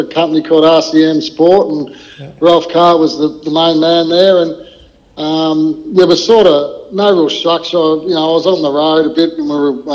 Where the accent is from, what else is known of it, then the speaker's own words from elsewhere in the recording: Nhill, Victoria, Australia; moved away; I never ever imagined I'd ever leave, and my parents had a hardware store up there